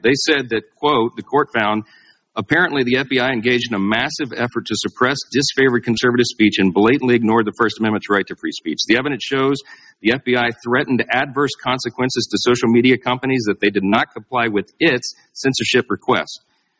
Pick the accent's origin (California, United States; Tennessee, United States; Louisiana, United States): Louisiana, United States; my home state of Louisiana